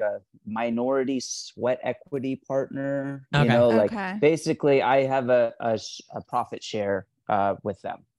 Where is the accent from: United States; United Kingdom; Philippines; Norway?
United States; Los Angeles, California; I'm from LA, yeah. I was born here